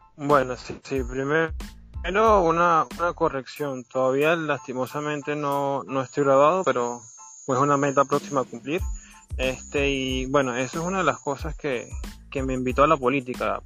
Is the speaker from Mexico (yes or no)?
no; Santa Cruz de Aragua, Aragua, Venezuela; soy aquí del estado Aragua, soy de Santa Cruz de Aragua